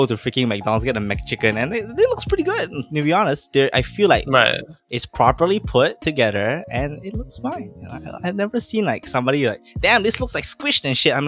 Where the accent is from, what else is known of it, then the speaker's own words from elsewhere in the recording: Malaysia; we are a Malay first country